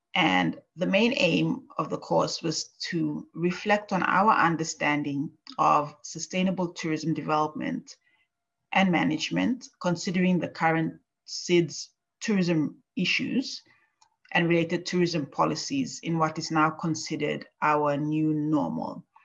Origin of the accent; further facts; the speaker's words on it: Papua New Guinea; moved away as an adult; now in Japan; my home country of Papua New Guinea